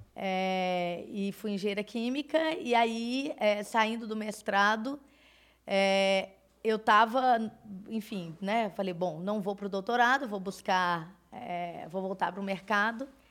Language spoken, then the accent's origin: Portuguese; Belo Horizonte, Minas Gerais, Brazil; sou mineira de Belo Horizonte